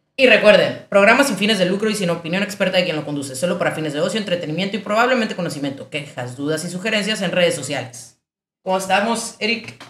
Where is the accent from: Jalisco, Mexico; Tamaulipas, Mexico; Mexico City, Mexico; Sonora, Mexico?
Sonora, Mexico; Ciudad Obregón; moved away as an adult; also born or lived in León; yo soy de Obregón, es una ciudad muy pequeña